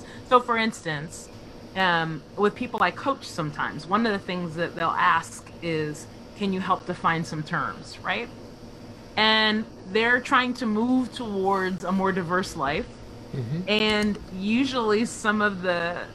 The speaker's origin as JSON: {"language": "English", "country": "United States"}